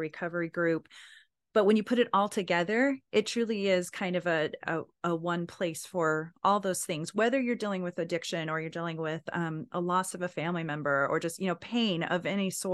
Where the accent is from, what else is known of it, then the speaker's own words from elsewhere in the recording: Anadarko, Oklahoma, United States; I'm from Anadarko. Like, wait, aren't you supposed to be from Durant? I think so, but I was in Anadarko.